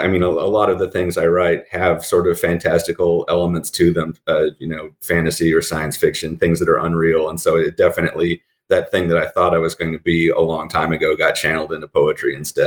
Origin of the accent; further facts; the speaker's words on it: Colorado, United States; also born or lived in California / Germany; I was born in California. We moved around some when I was a kid because my dad was in the Army. So I lived in Germany for a few years. And then we moved to Colorado when I was 7. And I did most of my growing up in Colorado.